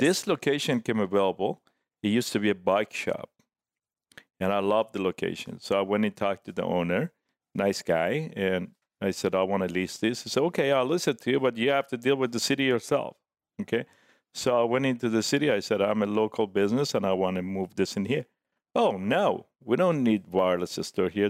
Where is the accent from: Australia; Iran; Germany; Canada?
Iran; Tehran, Tehran Province; English is a second language; also born or lived in San Diego / Orange County; now in Laguna Beach, United States; back in Tehran when I grew up, uh, as a young man